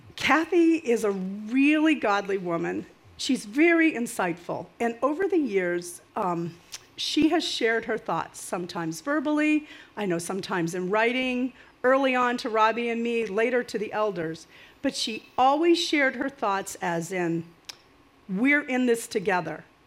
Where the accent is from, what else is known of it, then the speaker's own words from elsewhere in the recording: Maine, United States; now in New Jersey, United States; I'm from Maine. I'm not really a Jersey girl